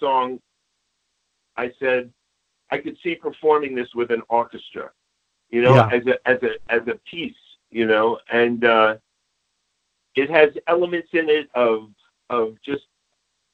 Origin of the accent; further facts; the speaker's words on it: Bayonne, New Jersey, United States; I'm from New Jersey